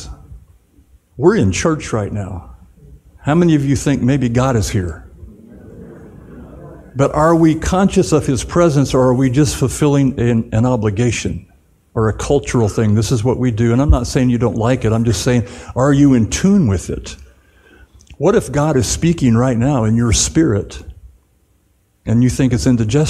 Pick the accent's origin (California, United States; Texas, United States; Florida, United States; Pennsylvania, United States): California, United States; Southern; moved away; also born or lived in Dallas-Fort Worth; I grew up in Southern California in the 60s